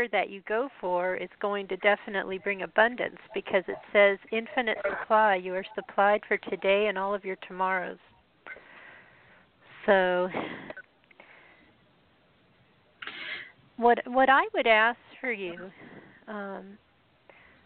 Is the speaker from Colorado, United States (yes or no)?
yes; Colorado, United States; I'm from Colorado